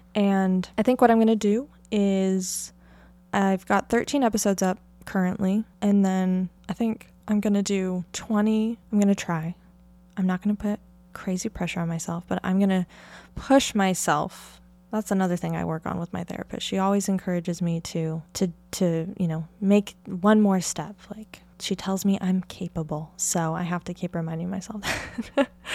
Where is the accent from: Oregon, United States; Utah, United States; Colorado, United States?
Oregon, United States; near the Columbia River Gorge; I grew up in Oregon in, uh, near the Columbia River Gorge